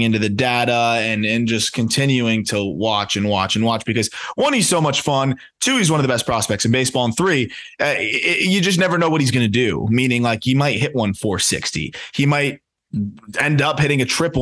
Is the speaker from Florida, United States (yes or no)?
yes; South Florida, United States; I grew up in South Florida